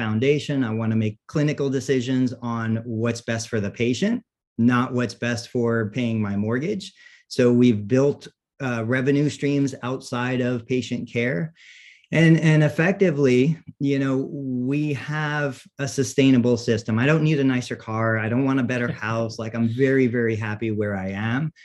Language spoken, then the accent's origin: English; Siesta Key, Florida, United States; I grew up on Siesta Key